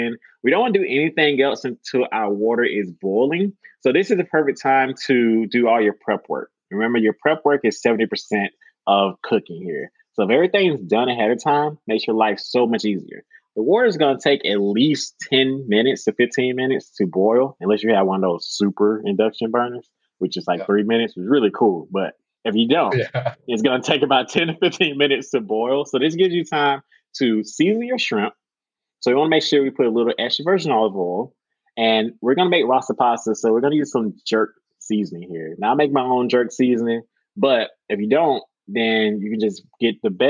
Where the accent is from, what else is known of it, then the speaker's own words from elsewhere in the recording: United States; As an American